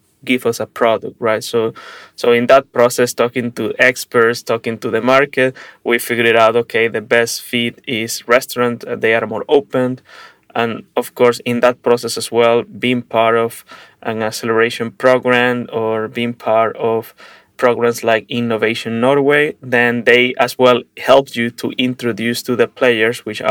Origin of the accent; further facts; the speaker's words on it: Venezuela; now in Prague, Czech Republic; I am originally from Venezuela and living in Prague, Czech Republic